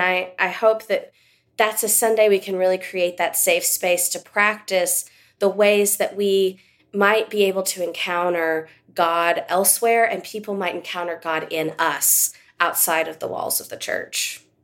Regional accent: West Texas, United States; I grew up living in West Texas

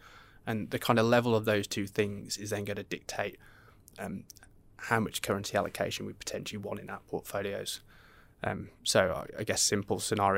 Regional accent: Australia; especially being an Australian investor, where historically we've had quite high amounts of carry because of interest rate differentials

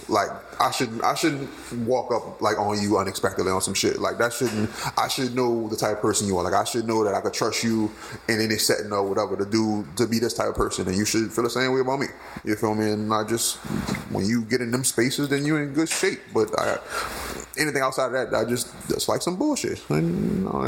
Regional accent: New Orleans, Louisiana, United States; I'm from New Orleans

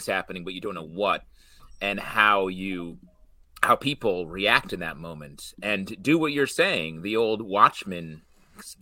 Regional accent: New York, United States; As a New Yorker

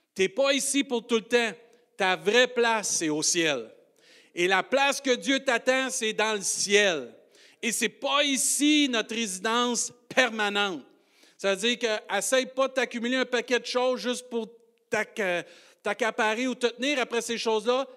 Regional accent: Rimouski, Quebec, Canada; Avant d'être un Rimusquois, Québécois, Canadien, Français

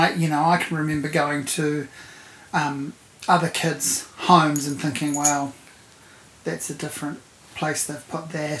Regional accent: Havelock North, Hawke's Bay, New Zealand; I'm from Hawke's Bay.

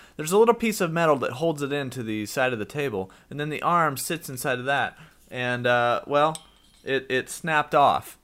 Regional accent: United States; I'm from the United States

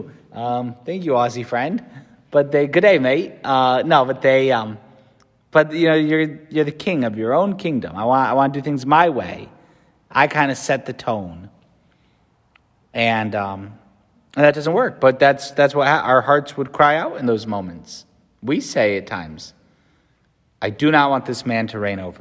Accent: United States; As an American

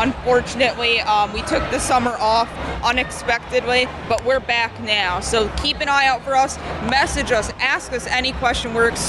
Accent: Hamilton area, New Jersey, United States; we're from South Jersey, closer to Atlantic City, Hamilton area.

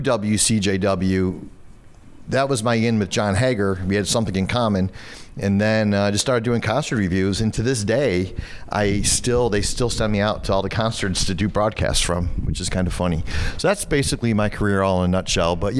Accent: Genesee County, south of Batavia, New York, United States; I grew up in Genesee County, 15 minutes south of Batavia

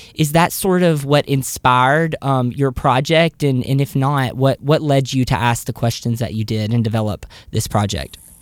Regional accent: the South, United States; I'm from the South

